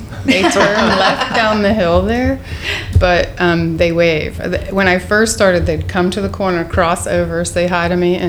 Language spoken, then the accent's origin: English; Mount Lebanon, Pennsylvania, United States; I grew up in Mount Lebanon and I walked to every school that I went to.